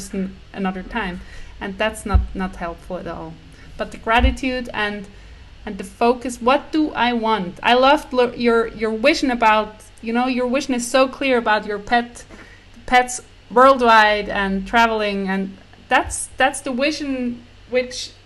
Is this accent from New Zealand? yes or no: no; Switzerland; I'm from Switzerland